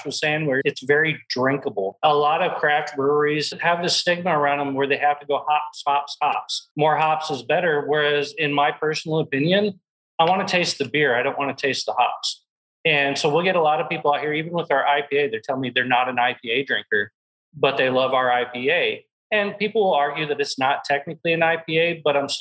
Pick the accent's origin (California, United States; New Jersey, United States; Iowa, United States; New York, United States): Iowa, United States; now in Texas, United States; I grew up in Iowa myself